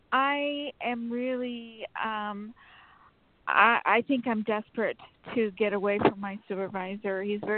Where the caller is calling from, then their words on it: Sacramento, California, United States; … from Sacramento.